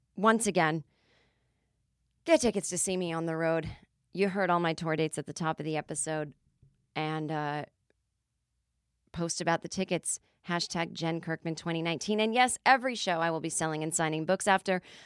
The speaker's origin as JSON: {"language": "English", "region": "Massachusetts", "country": "United States", "tie": "born or raised there", "moved": "yes", "lives_now": "Los Angeles, United States", "said": "growing up in Massachusetts, your entire lawn was just covered in leaves"}